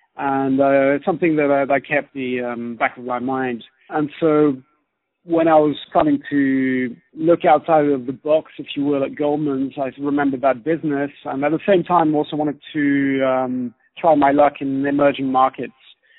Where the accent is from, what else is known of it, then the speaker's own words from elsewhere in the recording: Switzerland; accent: British; also born or lived in Germany / United Kingdom; now in China; but actually originally I'm from Switzerland and Germany.